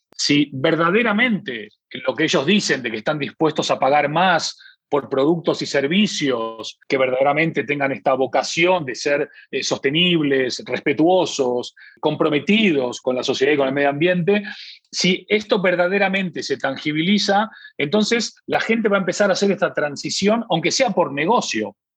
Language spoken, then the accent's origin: Spanish; Argentina; como somos argentinos